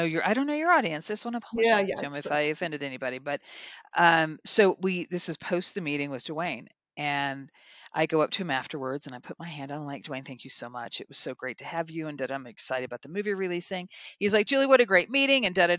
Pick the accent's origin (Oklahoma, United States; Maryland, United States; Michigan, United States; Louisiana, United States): Oklahoma, United States; It's growing up in Oklahoma, I thought that, my scenario was going to be, I was going to marry my high school boyfriend